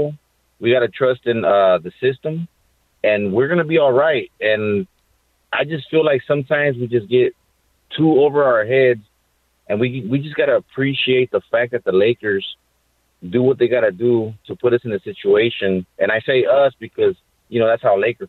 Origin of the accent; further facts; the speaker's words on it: Los Angeles, California, United States; I'm from Boyle Heights.